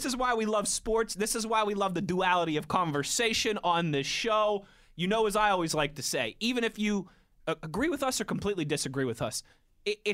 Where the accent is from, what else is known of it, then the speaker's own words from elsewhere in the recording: Pittsburgh, Pennsylvania, United States; moved away as an adult; also born or lived in Ohio / Philadelphia; I was 28 years old before 27 years old before I was able to come back to my hometown and get a job in the building that I grew up listening